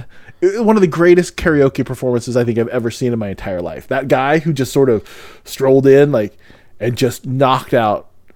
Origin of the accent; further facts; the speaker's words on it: United States; I was obviously from America